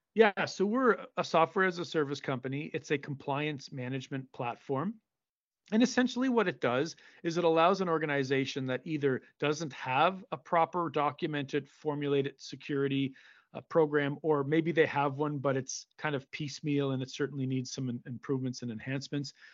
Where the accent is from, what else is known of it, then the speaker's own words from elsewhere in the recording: Cape Breton, Nova Scotia, Canada; my hometown here in Cape Breton